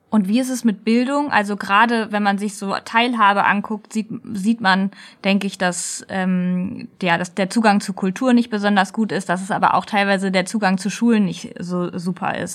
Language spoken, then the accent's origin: German; near Kassel, Hesse, Germany; Ich komme ja aus der Nähe von Kassel